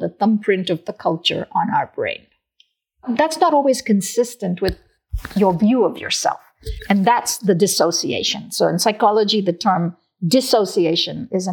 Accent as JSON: {"language": "English", "region": "South India", "country": "India", "tie": "born or raised there", "moved": "yes", "said": "I was born and raised in South India"}